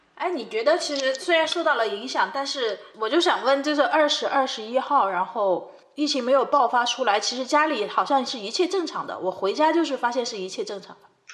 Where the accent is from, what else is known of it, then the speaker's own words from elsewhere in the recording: Chongqing, China; 我们都是重庆的